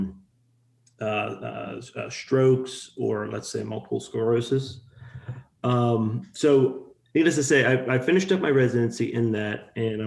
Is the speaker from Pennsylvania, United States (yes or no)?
yes; Pittsburgh, Pennsylvania, United States; moved away as an adult; also born or lived in Ohio; now in Texas, United States; I'm from Pittsburgh, Pennsylvania, originally. Had lived up in the tri-state area, meaning like PA, Ohio, for majority of my life